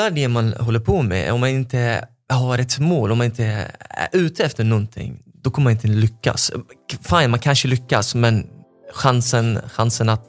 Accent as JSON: {"language": "Swedish", "country": "Lebanon", "moved": "yes", "lives_now": "Sweden", "said": "så det blir som att jag har flyttat från Libanon till Libanon eh, point two."}